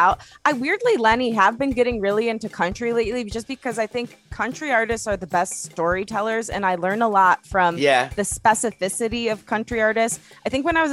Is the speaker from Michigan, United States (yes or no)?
yes; Detroit, Michigan, United States; now in Los Angeles, United States; I'm from Detroit, and I really think that influences my music a lot